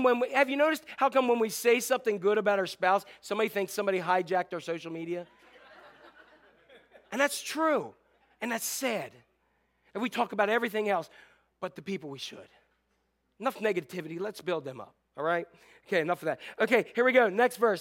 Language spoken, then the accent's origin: English; Northeast, United States; When we were growing up in Northeast